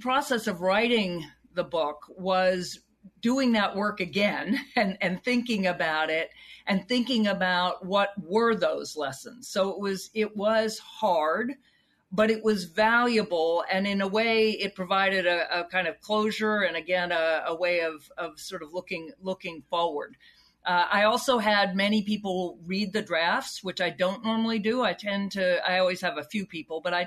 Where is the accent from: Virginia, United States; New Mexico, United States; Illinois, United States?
Virginia, United States; Charlottesville; I grew up in Charlottesville, Virginia, home of Thomas Jefferson